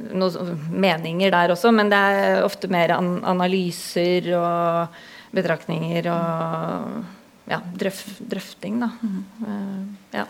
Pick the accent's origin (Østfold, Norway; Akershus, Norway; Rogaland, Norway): Akershus, Norway; Hurdal; also born or lived in Oslo; now in Drammen, Norway; opprinnelig så kommer jeg fra Hurdal i Akershus. Det er en liten bygd på størrelse med Sigdal. 2500 innbyggere, så jeg veit hvordan det er å vokse opp midt i skauen.